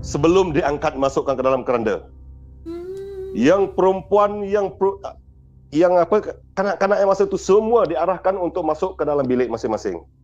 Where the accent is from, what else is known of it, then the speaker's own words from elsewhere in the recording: Sarawak, Malaysia; saya berasal dari Seribu Sarawak